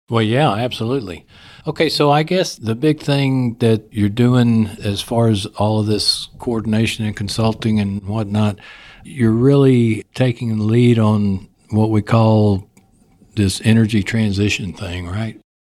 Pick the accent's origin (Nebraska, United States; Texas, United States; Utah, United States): Texas, United States; accent: Texas; my Texas accent comes